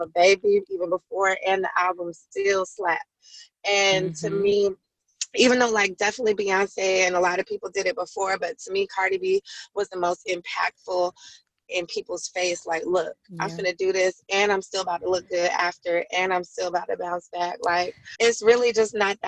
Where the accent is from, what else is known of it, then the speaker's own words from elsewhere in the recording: Colorado, United States; moved away; also born or lived in Atlanta; I came from Colorado